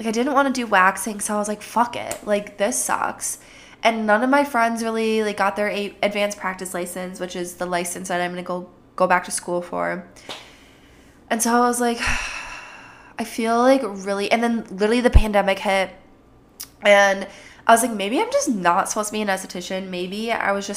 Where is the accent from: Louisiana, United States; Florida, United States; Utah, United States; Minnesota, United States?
Minnesota, United States; accent: Jersey; sometimes like a Jersey accent comes out, but I'm from Minnesota.